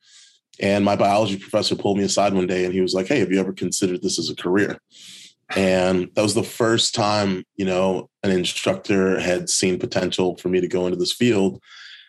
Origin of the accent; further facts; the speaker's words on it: Chicago, Illinois, United States; growing up in Chicago